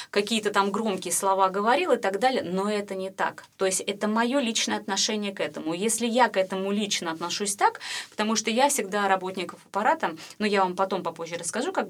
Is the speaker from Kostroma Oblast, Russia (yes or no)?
no; Saint Petersburg, Russia; Ну как-то в большей мере все-таки я питерская.